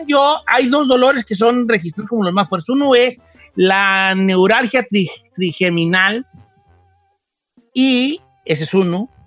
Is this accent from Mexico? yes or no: yes; Mexico; moved away; also born or lived in Long Beach, California; como buen mexicano